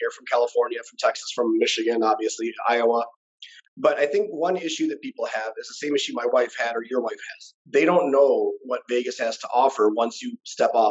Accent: India; I mean, I'm Indian, bro. Education is everything else, us, right?

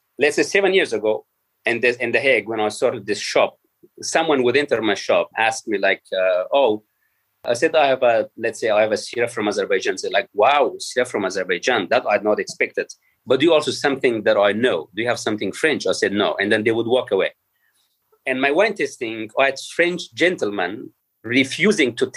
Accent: Afghanistan; first language Persian; English is a second language; moved away; I was born in Afghanistan

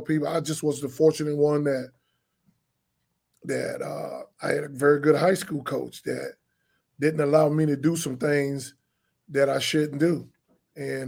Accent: Columbia, South Carolina, United States; moved away; I grew up in Columbia, South Carolina, a little section off of Rosewood Drive called Eddystone Court.

